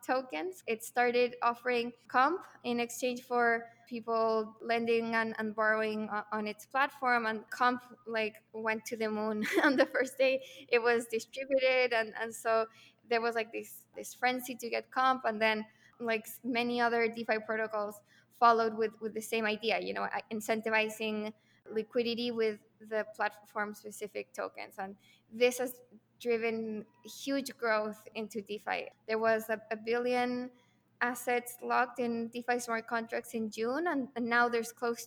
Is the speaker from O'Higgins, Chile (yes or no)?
no; Santiago, Santiago Metropolitan Region, Chile; moved away as an adult; I'm from Chile, from Santiago.